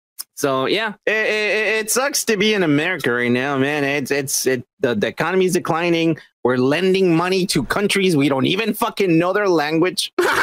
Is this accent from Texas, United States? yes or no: yes; Texas, United States; We do, because he grew up in our town. He is one of the fucking representatives of our hometown